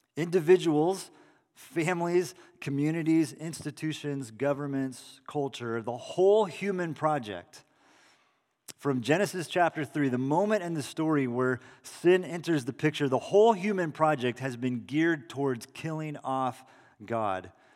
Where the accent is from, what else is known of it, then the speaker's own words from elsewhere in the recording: Salinas, California, United States; in the backyard of my parents' house that I grew up in in Salinas.